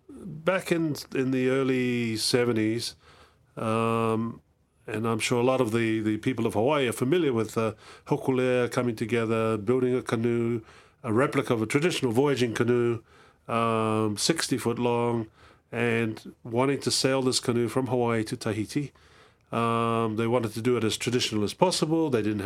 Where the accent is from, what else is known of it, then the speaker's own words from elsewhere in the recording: Cook Islands; Well, I'm from the Cook Islands. The Cook Islands is a small group in the middle of the Pacific Ocean.